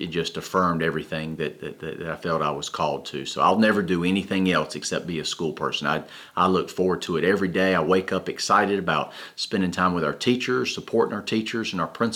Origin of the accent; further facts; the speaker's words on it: Fort Mill, South Carolina, United States; I'm originally from Fort Mill, South Carolina